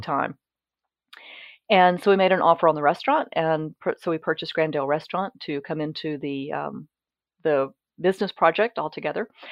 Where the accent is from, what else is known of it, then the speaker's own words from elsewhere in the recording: Mississippi, United States; moved away as an adult; now in Virginia, United States; I'm originally from Mississippi